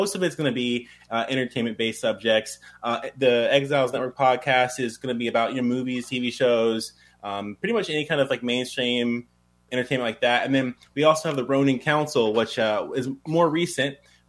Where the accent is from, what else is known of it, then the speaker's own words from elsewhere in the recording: St. Louis, Missouri, United States; Missouri, St. Louis area.